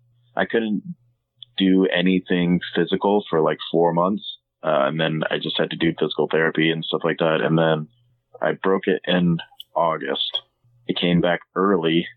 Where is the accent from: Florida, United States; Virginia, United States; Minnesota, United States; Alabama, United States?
Alabama, United States; Birmingham; also born or lived in Boston, Massachusetts / Atlanta, Georgia; now in Nashville, United States; I'm originally from Birmingham, Alabama